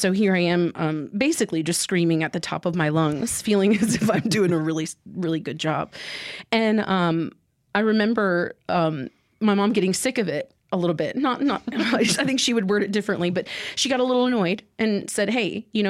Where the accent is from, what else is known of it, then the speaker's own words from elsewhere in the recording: Mississippi, United States; also born or lived in Honduras / England / Iowa; And then I spent the majority of my childhood in Mississippi. I'm actually from Honduras. I was born there.